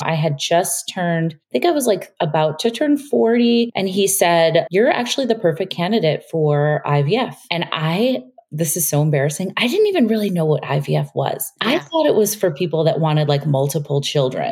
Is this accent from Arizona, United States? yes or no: no; Chicago, Illinois, United States; moved away as an adult; now in New York, United States; we moved from Chicago, where we'd been living most of our lives, to New York